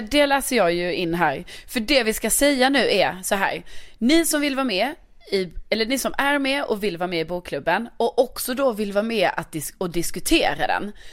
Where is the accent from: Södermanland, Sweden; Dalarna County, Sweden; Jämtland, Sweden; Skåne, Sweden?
Skåne, Sweden; Lund; now in Stockholm, Sweden; min hemstad Lund